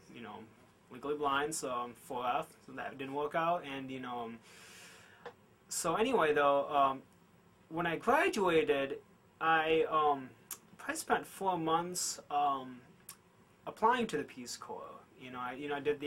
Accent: Greenville, Michigan, United States; also born or lived in Seoul, South Korea; I was raised in Greenville

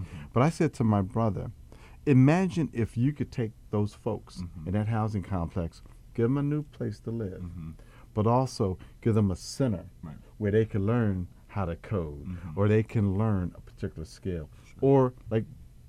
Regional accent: Atlantic City, New Jersey, United States; my hometown, Atlantic City, New Jersey

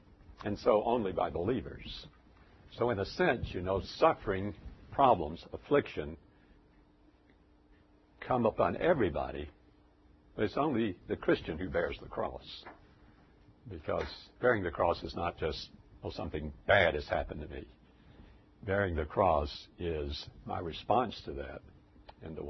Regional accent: United States; as an American, even though I was a minister.

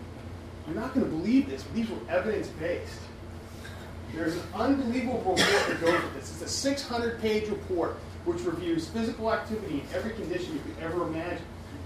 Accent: California, United States; also born or lived in Dallas / Denver; now in Baton Rouge, United States; But I'm from California. I lived in Dallas. I lived in Denver. I lived a few places.

